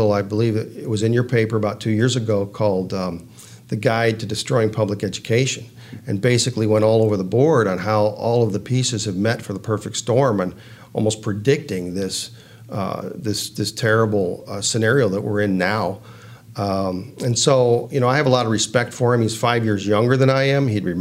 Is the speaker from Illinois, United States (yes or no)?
yes; Hampshire, Illinois, United States; now in Auburn, United States; I grew up in Hampshire, Illinois.